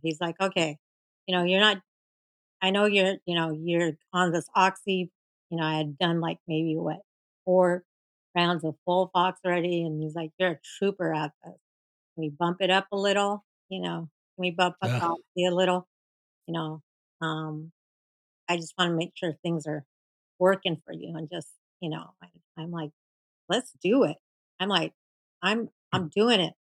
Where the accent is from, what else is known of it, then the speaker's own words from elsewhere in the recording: Seattle, Washington, United States; I'm from Seattle, Washington.